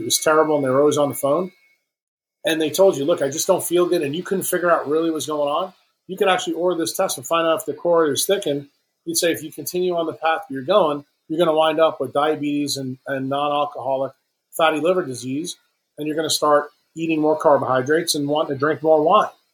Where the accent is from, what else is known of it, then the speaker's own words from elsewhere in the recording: New York City, New York, United States; moved away; when I was young, growing up in Manhattan